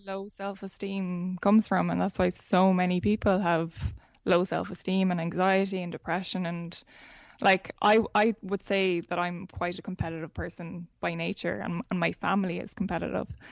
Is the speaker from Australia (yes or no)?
no; Ireland; being Irish